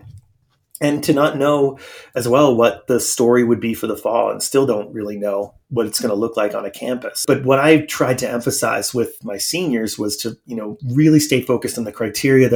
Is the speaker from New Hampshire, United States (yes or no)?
yes; North Conway, New Hampshire, United States; moved away; my hometown in New Hampshire.